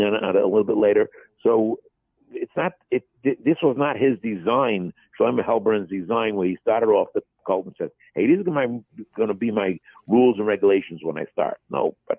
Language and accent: English; United States; I'm an American